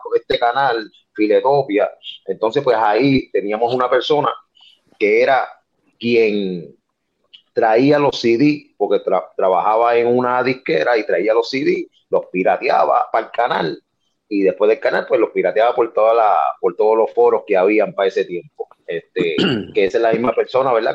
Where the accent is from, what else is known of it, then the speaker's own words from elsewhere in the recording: Carolina, Puerto Rico; soy de Carolina